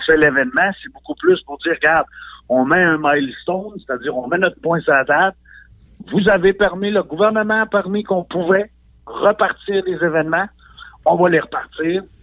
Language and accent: French; Côte-Nord, Quebec, Canada; moved away as an adult; je suis parti de la Côte-Nord, moi, en 98